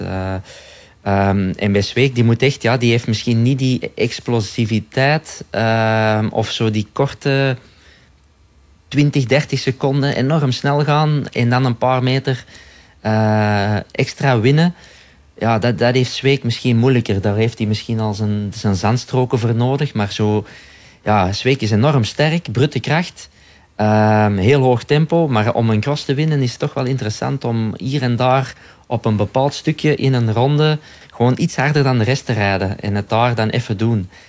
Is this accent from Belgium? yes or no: yes; Belgium; wij als Belgen